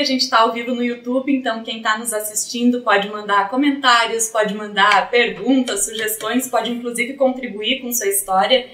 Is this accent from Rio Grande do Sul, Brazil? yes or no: yes; Três Passos, Rio Grande do Sul, Brazil; moved away; eu sou de Três Passos